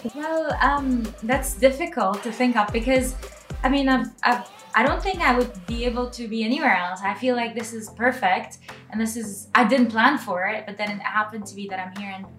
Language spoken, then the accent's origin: English; Dubai, United Arab Emirates; So um, Dubai is like uh, my hometown